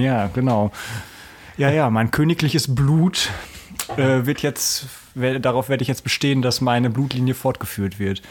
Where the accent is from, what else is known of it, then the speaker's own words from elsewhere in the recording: Hanover, Lower Saxony, Germany; Ich komme aus Hannover